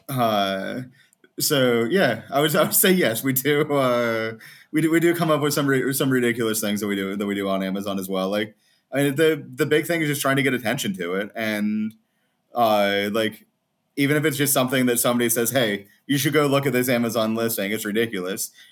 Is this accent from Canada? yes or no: no; Morgantown, West Virginia, United States; moved away as an adult; also born or lived in North Carolina; now in Croatia; I was born in West Virginia